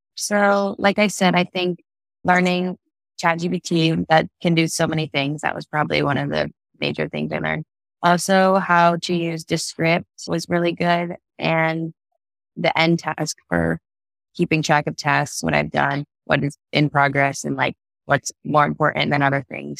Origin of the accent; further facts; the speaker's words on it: Ohio, United States; also born or lived in Michigan / Cincinnati, Ohio; I basically grew up in Ohio, even though I was born in Michigan